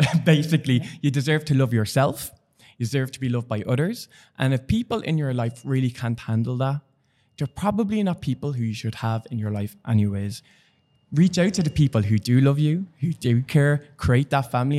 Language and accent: English; Dublin, Leinster, Ireland; I'm from Dublin